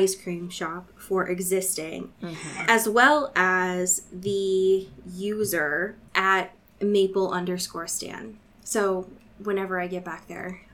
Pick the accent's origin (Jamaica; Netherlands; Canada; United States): United States; Portland; my hometown of Portland